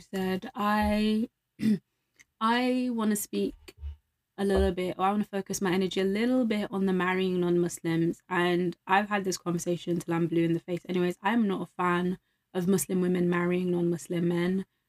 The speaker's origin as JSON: {"language": "English", "region": "London", "country": "United Kingdom", "said": "I'm from London."}